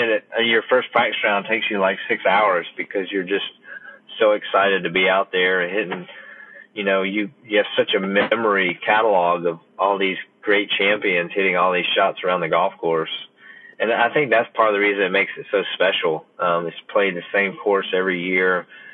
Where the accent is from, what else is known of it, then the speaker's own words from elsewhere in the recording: Columbia, South Carolina, United States; as a Southern boy, I grew up in Columbia, South Carolina.